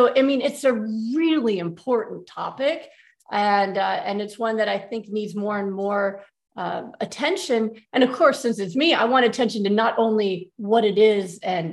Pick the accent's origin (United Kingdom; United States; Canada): United States; New York; moved away as an adult; now in Texas, United States; growing up as a New Yorker, I kind of thought the whole South was the same.